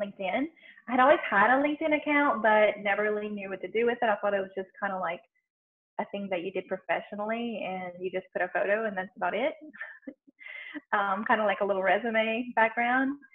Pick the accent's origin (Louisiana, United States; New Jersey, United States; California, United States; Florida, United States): Louisiana, United States; I'm born and raised in Louisiana in the middle of Cajun French culture.